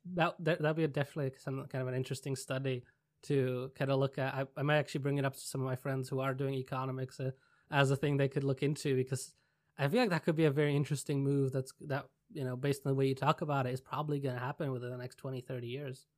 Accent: Czechia; moved away; I'm originally from Czech Republic

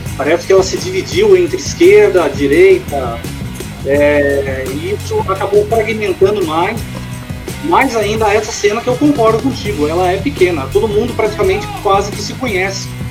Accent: Bragança Paulista, São Paulo, Brazil; minha cidade natal, Bragança Paulista

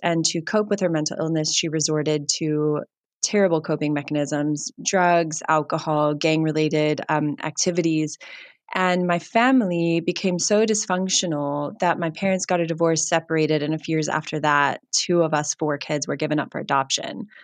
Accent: United States; now in Cape Town, South Africa; I hail from America

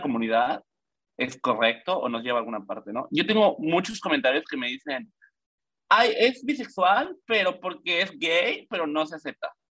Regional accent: Mérida, Yucatán, Mexico; also born or lived in Mexico City; soy de la Ciudad de México, pero me mudé a los seis años a la maravillosa ciudad de Yucatán

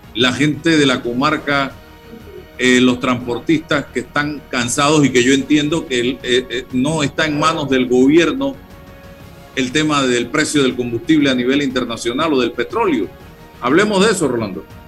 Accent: Chitré, Herrera, Panama; yo nací en Chitré

